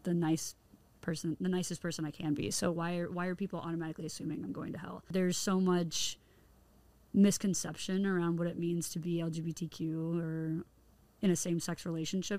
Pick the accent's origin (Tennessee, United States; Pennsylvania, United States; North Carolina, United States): Tennessee, United States; moved away; I'm from Tennessee originally, which is considered the Bible Belt area, the southern states